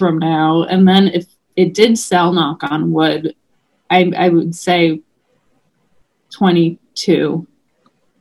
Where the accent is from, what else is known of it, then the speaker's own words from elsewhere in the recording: New York, United States; growing up in New York